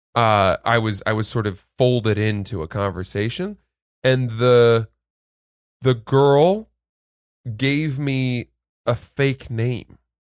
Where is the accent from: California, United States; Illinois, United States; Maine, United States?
Maine, United States; I'm from Maine